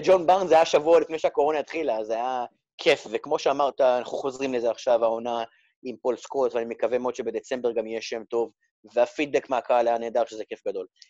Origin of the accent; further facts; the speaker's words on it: Rehovot, Central District, Israel; moved away as an adult; now in England, United Kingdom; אני גדלתי ברחובות, בביתי ברחובות